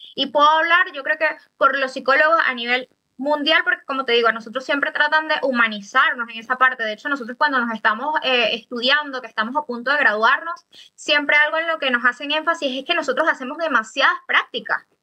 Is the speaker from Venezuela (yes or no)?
yes; Venezuela; now in Chile; Nosotros como comunidad venezolana